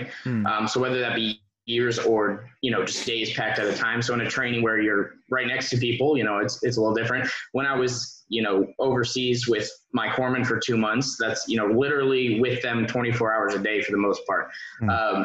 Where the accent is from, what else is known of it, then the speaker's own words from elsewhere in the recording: Indiana, United States; moved away as an adult; also born or lived in Twentynine Palms, California; I still work with my unit that's back in my home state in Indiana. I worked with them since I was a cadet